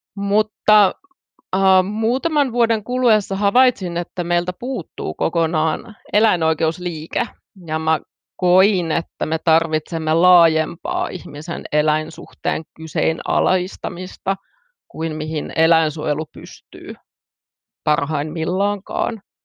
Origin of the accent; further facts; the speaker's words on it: Finland; vietin lapsuuteni pääosin maalla